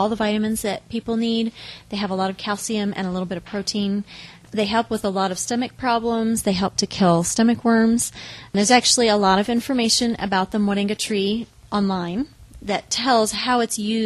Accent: Newberg, Oregon, United States; also born or lived in Los Angeles, California; now in Kigali, Rwanda; I grew up in Newburgh, Oregon

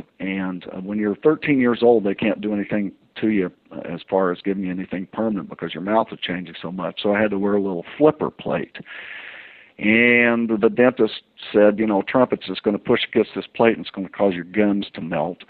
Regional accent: Indiana, United States; I'm from Indiana

